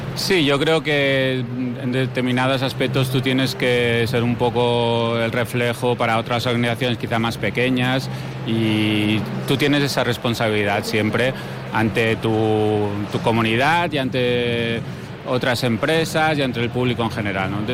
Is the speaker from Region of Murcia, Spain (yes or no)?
no; Mallorca, Balearic Islands, Spain; nosotros vivimos en Mallorca